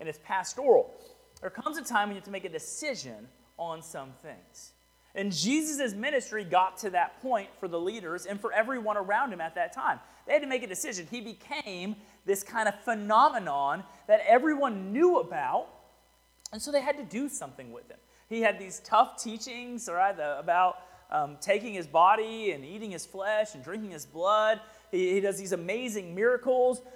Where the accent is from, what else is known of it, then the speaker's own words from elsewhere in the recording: Houston, Texas, United States; now in Rockdale, United States; I'm from Houston